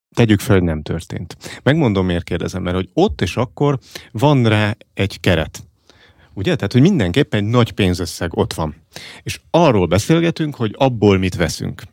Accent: Fót, Pest, Hungary; én foton, ahol felnőttem

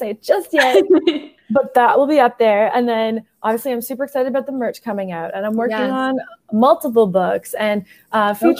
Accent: Canada; I'm Canadian.

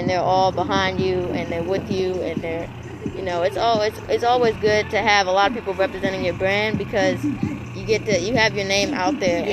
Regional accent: Maryland, United States; I grew up in Maryland

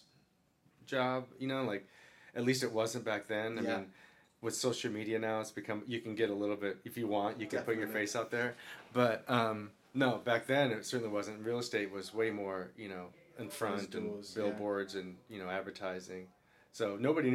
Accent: Kansas, United States; now in Los Angeles, United States; I've been in LA for a while, but I was still from Kansas, a little bit green

